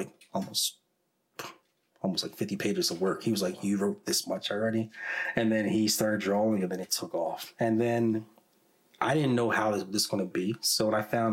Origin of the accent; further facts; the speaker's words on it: Dover, Delaware, United States; I grew up in Dover